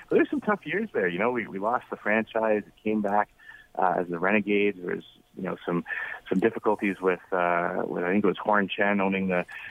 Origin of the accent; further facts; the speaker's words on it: Ottawa, Ontario, Canada; moved away; I grew up in Ottawa